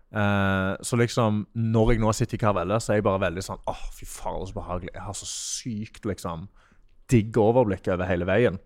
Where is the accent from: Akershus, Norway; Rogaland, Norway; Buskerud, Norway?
Rogaland, Norway; Sola; moved away; also born or lived in Netherlands; Jeg er fra Stavanger, eller fra Sola